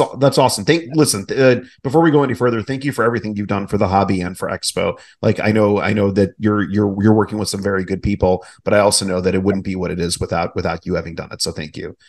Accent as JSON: {"language": "English", "town": "Cleveland", "region": "Ohio", "country": "United States", "also_born_or_lived": "St. Louis", "moved": "yes", "said": "I'm from Ohio originally, from Cleveland, um, but went to school in St. Louis."}